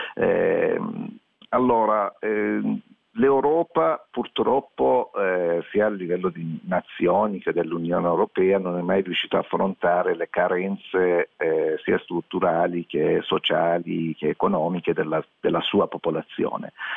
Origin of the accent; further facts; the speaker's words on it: Iran; now in Italy; nel mio paese natale